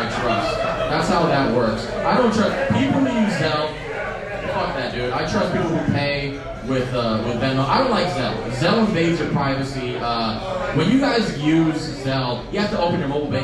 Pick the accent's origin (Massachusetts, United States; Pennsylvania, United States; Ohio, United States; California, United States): California, United States; San Leandro; I'm from San Leandro